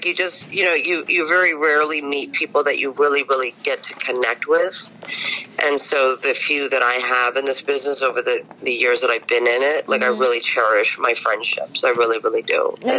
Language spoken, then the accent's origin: English; New York City, New York, United States; I'm from Bensonhurst.